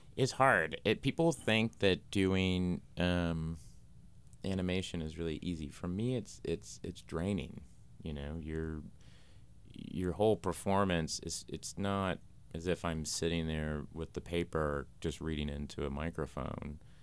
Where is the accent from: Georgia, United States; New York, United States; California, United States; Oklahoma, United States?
Oklahoma, United States; Tulsa; I grew up in Tulsa, Oklahoma